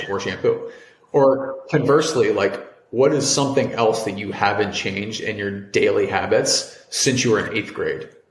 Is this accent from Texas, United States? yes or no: no; Cincinnati, Ohio, United States; moved away as an adult; also born or lived in Providence, Rhode Island / New York; I'm originally from Cincinnati, Ohio